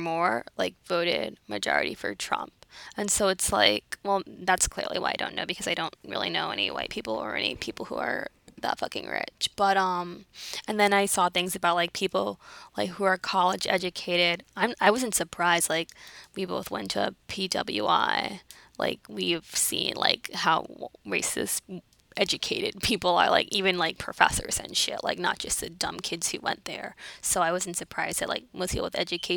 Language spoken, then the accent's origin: English; New York City, New York, United States; I'm from the Bronx. My family's in the Caribbean.